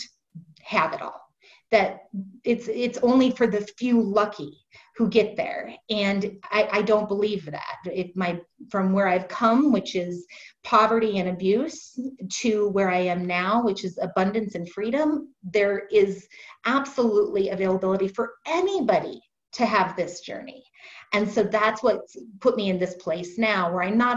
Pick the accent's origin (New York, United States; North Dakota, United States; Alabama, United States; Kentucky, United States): North Dakota, United States; Fargo; I'm originally from Fargo, North Dakota. I'm sure you haven't met many people from there, but I was born there, raised there